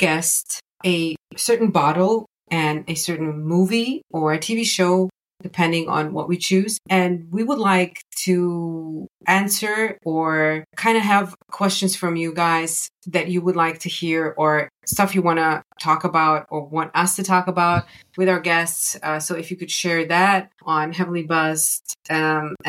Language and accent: English; Germany; I'm from Germany. We grow up with rye